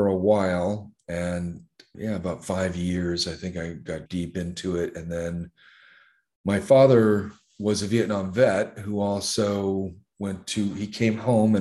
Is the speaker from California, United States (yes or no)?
yes; Los Angeles, California, United States; moved away as an adult; also born or lived in Long Beach / Compton / Santa Barbara / Santa Maria; now in Thailand; I am originally from the U.S. I grew up in Los Angeles. I grew up in L.A. and Long Beach and Compton. We moved around a lot as a kid in Southern California